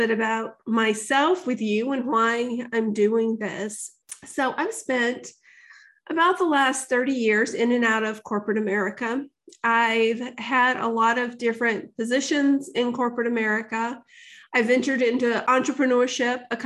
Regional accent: the South, United States; I grew up in the South

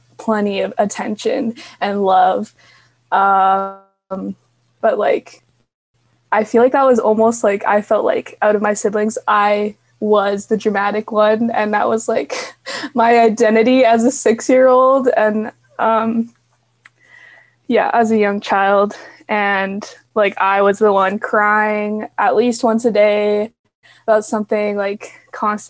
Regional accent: Calgary, Alberta, Canada; I am from Calgary, Alberta, Canada. So yes, that's where I'm from

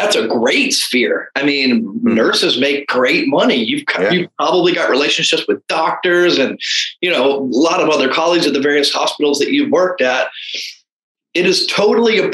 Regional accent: Anne Arundel County, Maryland, United States; moved away as an adult; also born or lived in Texas; I was born and raised in Anne Arundel County

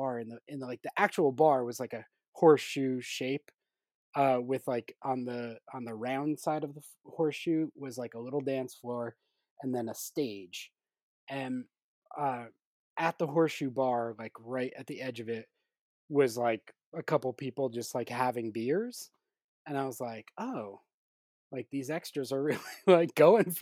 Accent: New Jersey, United States; also born or lived in New York; New Jersey, my home state

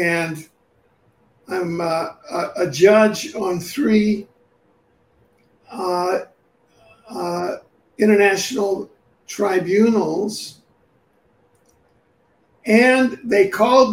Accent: Cuba; also born or lived in New York City; now in Vancouver, Canada; because I was raised in Cuba and I had been in jail there under both Castro and Batista

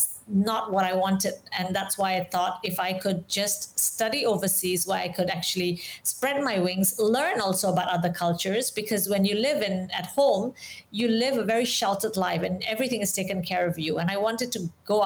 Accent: Indonesia; also born or lived in Singapore / London; I am Indian, but I was born and raised in Indonesia

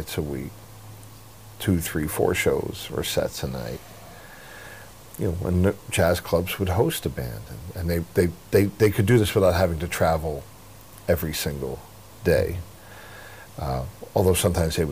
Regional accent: near Atlantic City, New Jersey, United States; I grew up near Atlantic City, New Jersey

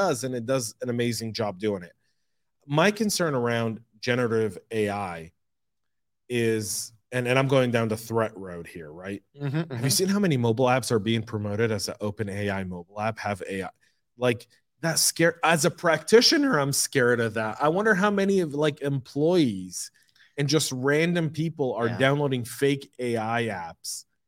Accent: Denver, Colorado, United States; I grew up in Denver. You know, I did like a good part of my life in Denver.

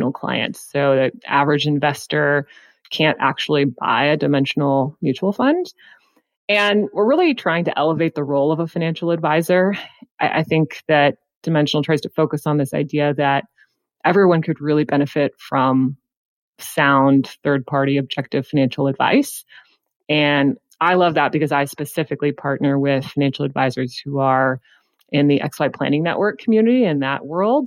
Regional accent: Houston, Texas, United States; now in Austin, United States; I did move here from Houston, Texas, but I am a native Texan.

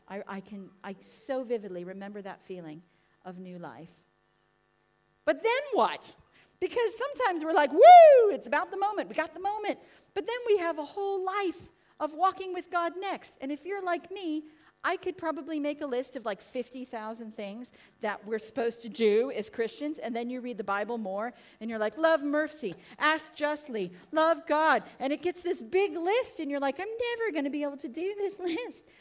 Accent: United States; now in England, United Kingdom; America! I am

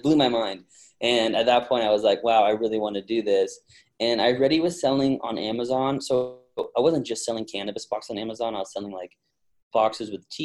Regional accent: Westlake Village, California, United States; I was born and raised in California

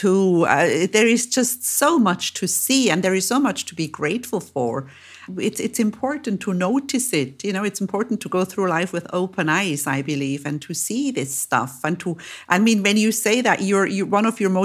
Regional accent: Switzerland; I am from Switzerland and I know these mountain roads.

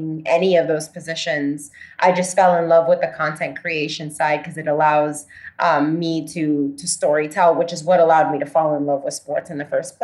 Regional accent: Puerto Rico; moved away; also born or lived in Florida; I grew up in Puerto Rico

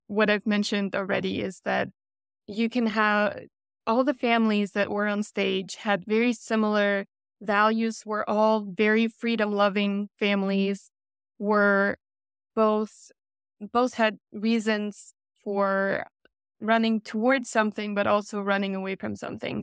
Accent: Germany; moved away as an adult; also born or lived in Russia / Texas; I was born in Russia, grew up in Germany, and came to Texas for grad school

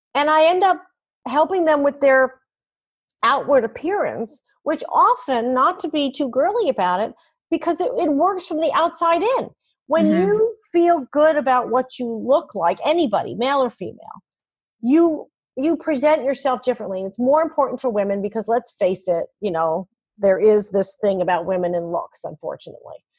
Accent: New York City, New York, United States; moved away; also born or lived in Fargo; I'm born and raised in New York City

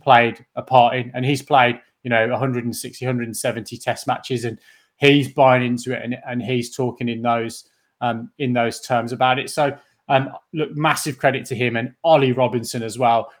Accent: England, United Kingdom; as an English cricket fan growing up through the nineties

